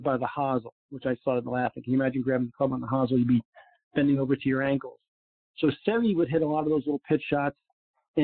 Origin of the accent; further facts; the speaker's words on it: New York, United States; also born or lived in Florida; now in Naples, United States; especially in Florida in Eastern Long Island, where I played some of my golf growing up in New York.